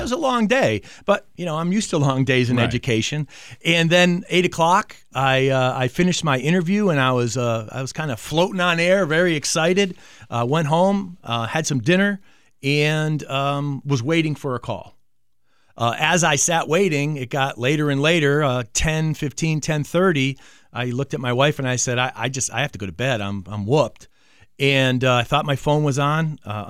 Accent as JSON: {"language": "English", "town": "Manchester", "region": "Connecticut", "country": "United States", "tie": "born or raised there", "said": "That's correct. I grew up in Manchester, Connecticut, went to East Catholic, played football at UMass."}